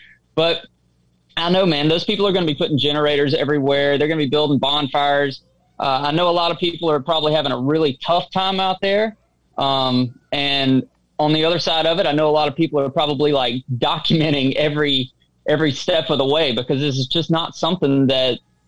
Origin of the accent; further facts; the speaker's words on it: the South, United States; Well, I'm from the South, so I understand this in a different way